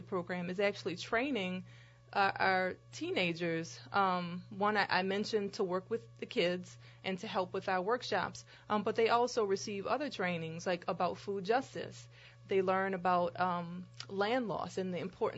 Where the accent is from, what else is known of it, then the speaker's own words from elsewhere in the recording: New Orleans, Louisiana, United States; I grew up between the Lower Nine and New Orleans East.